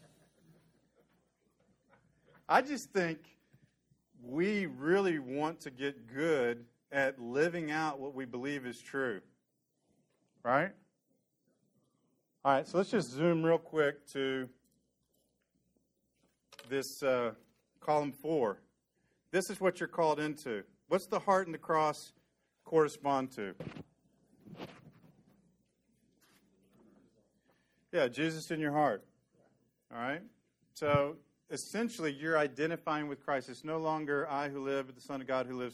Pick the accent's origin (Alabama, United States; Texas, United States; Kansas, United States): Texas, United States; Dallas; my childhood memories of growing up in Dallas